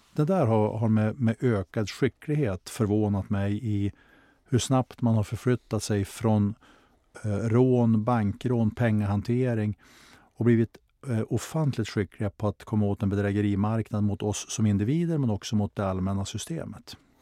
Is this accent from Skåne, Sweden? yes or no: no; Skellefteå, Västerbotten County, Sweden; stadsdelen där jag växte upp i Skellefteå